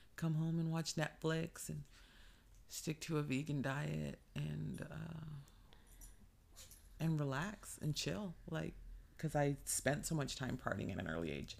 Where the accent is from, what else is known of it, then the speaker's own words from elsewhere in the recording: California, United States; born and raised in California, never wanna leave it